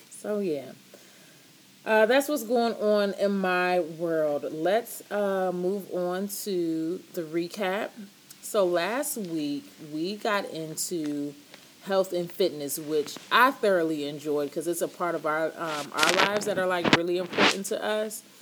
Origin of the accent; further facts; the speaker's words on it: Canada; And, you know, we're all from Canada. Like, we grew up in Canada, but our parents are not from here.